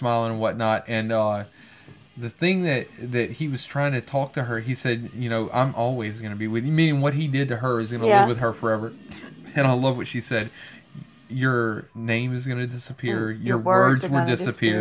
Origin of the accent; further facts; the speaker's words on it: Louisiana, United States; I'm from Louisiana